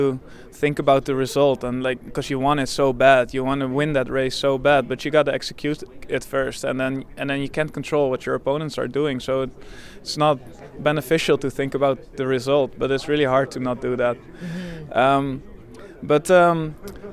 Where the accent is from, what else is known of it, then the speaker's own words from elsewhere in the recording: Netherlands; moved away as an adult; now in Canada; I grew up in Holland and I lived there for 27 years, so obviously, like, there's a part of me that's still feels Dutch